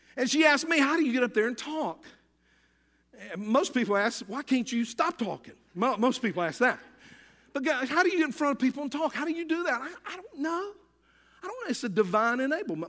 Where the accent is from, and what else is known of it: United States